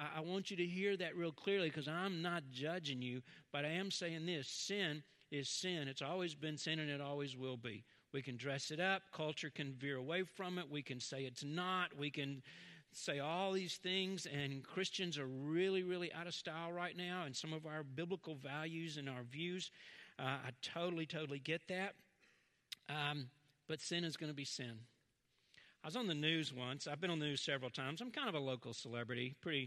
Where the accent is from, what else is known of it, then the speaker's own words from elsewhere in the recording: Southern, United States; accent: Southern; Southern, you can hear my accent.